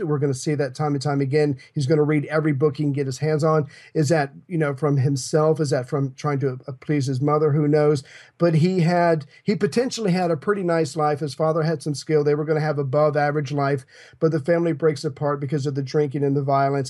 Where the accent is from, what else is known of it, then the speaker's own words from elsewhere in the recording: United States; I'm an American